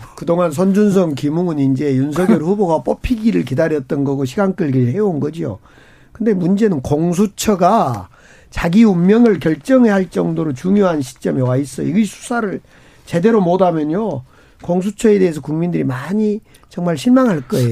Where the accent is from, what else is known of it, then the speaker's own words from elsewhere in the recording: Gwangju, South Korea; 광주, 이제 저희 광주 출신이고